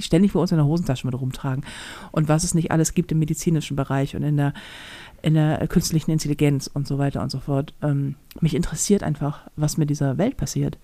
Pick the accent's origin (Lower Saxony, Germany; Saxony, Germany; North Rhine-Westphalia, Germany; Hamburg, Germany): Hamburg, Germany; als Hamburger